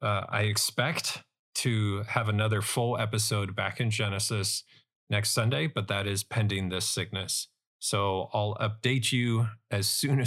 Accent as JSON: {"language": "English", "country": "United States", "said": "Or even as an American"}